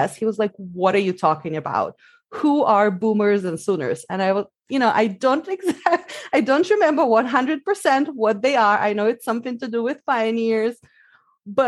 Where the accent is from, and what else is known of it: Siberia, Russia; English is a second language; moved away as an adult; also born or lived in New Zealand; now in Seattle, United States